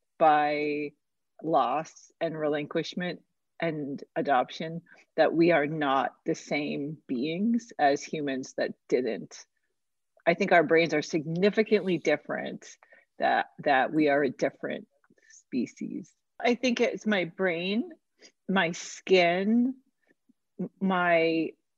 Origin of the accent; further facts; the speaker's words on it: New York City, New York, United States; I was born in Manhattan